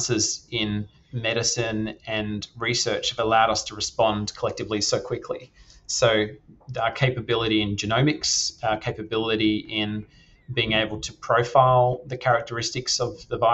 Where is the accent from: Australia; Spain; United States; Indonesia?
Australia; Perth, Western Australia; moved away; also born or lived in London / Europe; I grew up in Perth, Western Australia, lovely part of the world